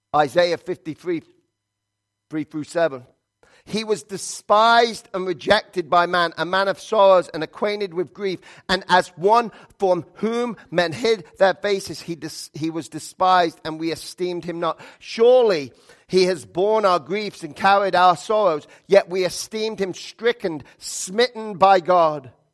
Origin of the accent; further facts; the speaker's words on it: England, United Kingdom; moved away; I'm from England